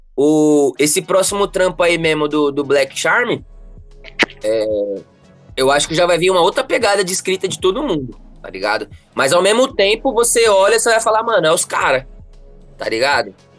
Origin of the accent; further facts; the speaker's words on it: São Paulo, Brazil; Eu sou daqui do Grajaú